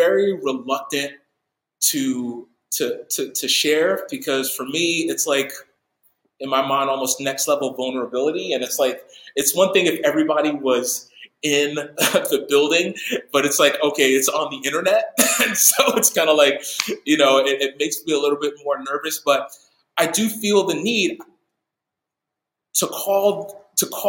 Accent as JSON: {"language": "English", "region": "New York", "country": "United States", "tie": "born or raised there", "moved": "yes", "said": "teach at my old church that I grew up with in New York"}